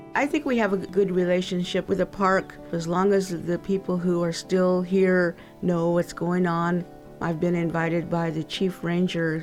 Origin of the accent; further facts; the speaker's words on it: Timbisha, California, United States; we call our home Timbisha because we are Timbisha, we're from Timbisha